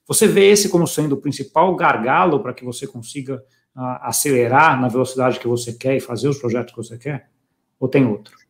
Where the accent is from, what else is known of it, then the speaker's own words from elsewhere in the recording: Brazil; eu, como brasileiro